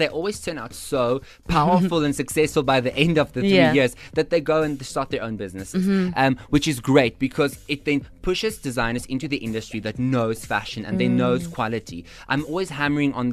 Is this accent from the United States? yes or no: no; South Africa; us as the South African fashion designers